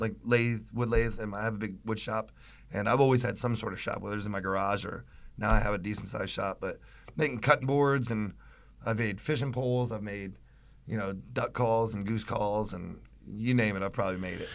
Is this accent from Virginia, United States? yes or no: yes; Virginia Beach, Virginia, United States; also born or lived in Pottstown, Pennsylvania; my brother and I were both born up in Pennsylvania, and then he got moved to Virginia. And so always around the water. We grew up in Virginia Beach, uh, right outside of Virginia Beach